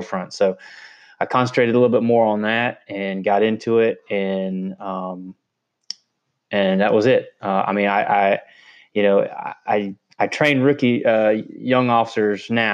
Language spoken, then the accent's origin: English; Tallahassee, Florida, United States; I'm born and raised in Tallahassee, Florida